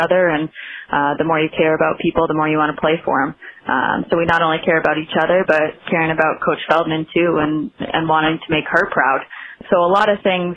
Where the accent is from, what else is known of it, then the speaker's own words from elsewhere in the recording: York, Maine, United States; moved away as an adult; also born or lived in Boston; I'm originally from York, Maine, so I went to York High School